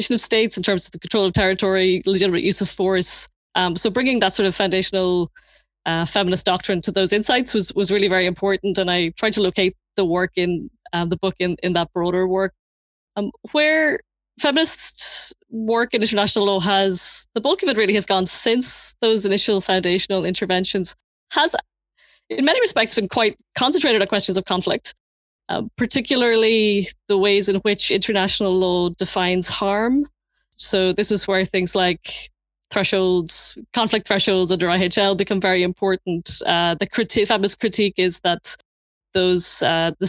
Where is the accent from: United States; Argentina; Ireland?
Ireland; Leinster; moved away as an adult; now in Belfast, United Kingdom; I'm originally from the Republic of Ireland near Dublin, and I moved to Belfast in 1999 to do my undergraduate degree at Queen's